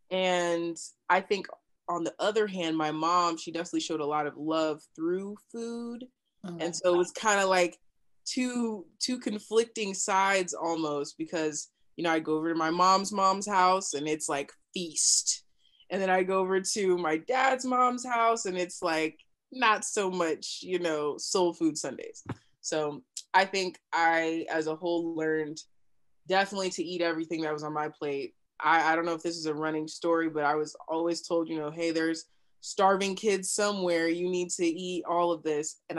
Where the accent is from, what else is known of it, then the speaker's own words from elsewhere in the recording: New Mexico, United States; also born or lived in Kansas; Yeah, I was born in Kansas, um, but raised in New Mexico.